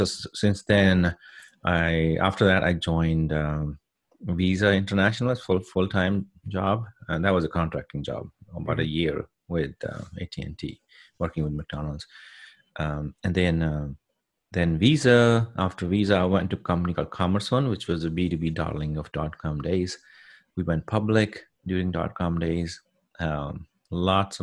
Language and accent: English; India; moved away as an adult; now in United States; I'm originally from India, born and raised in India in a small village.